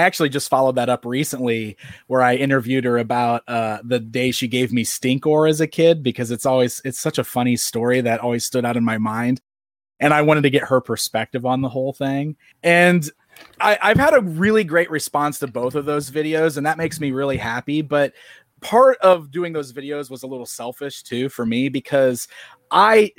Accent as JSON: {"language": "English", "town": "Springfield", "region": "Illinois", "country": "United States", "tie": "born or raised there", "said": "Springfield, Illinois, where I'm still hanging around today"}